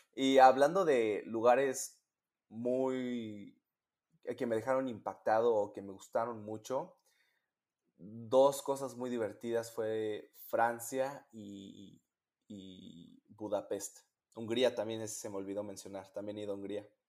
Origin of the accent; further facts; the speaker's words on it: Mexico; moved away as an adult; now in Michigan, United States; yo soy un pedacito de mi país